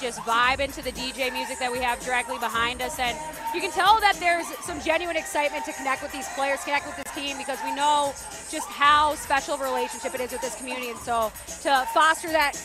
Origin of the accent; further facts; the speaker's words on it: Minnesota, United States; now in Las Vegas, United States; I'm from Minnesota